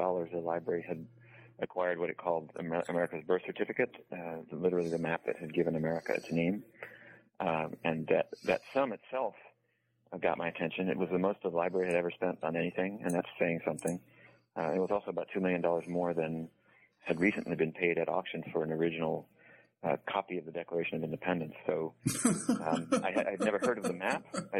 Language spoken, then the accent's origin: English; New England, United States; I grew up in New England, roughly speaking, and I went to college at the University of Virginia